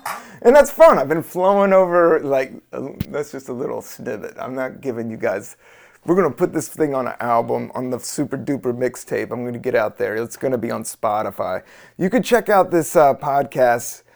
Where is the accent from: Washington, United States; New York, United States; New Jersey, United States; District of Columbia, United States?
District of Columbia, United States; Washington; also born or lived in the South; I grew up in D C, I grew up in the South